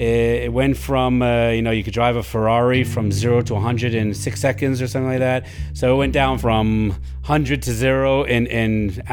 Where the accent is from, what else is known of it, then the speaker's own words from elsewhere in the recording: Ellenville, New York, United States; moved away as an adult; now in Jerusalem, Israel; Born and raised in Ellenville, New York, in the Catskills, upstate. I made Aliyah 26 years ago. Been in Jerusalem ever since.